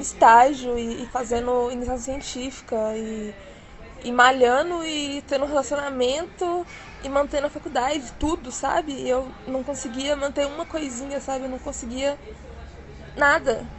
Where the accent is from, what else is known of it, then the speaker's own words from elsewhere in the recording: Contagem, Minas Gerais, Brazil; eu sou de Contagem, que é colado ali em Belo Horizonte, Minas Gerais